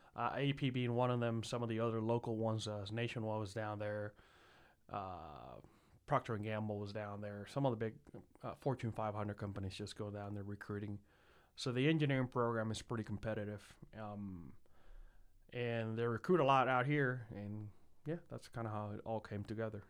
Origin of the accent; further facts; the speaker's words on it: San Juan, Puerto Rico; moved away as an adult; now in Columbus, United States; I was born and raised in San Juan, Puerto Rico, for 22 years prior to moving to Ohio in 2012.